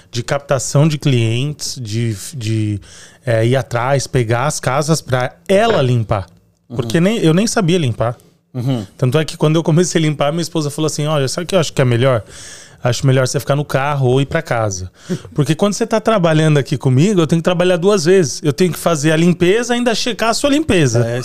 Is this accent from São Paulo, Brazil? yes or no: yes; São Paulo, Brazil; moved away as an adult; now in Fall River, United States; São Paulo.